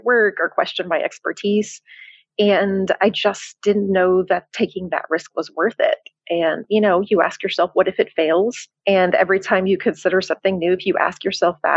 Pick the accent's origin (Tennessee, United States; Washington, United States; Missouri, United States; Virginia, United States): Tennessee, United States; moved away as an adult; also born or lived in Chicago, Illinois, United States; now in Cascais, Portugal; I'm originally from Chicago, and then I lived in Tennessee for most of my life